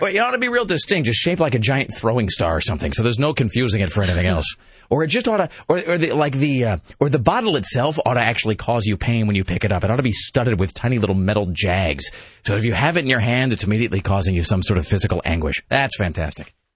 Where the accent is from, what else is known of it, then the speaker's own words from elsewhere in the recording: Tri-Cities, Washington, United States; when you're growing up in the Tri Cities, Washington, which is Kennewick and Pasco and Richland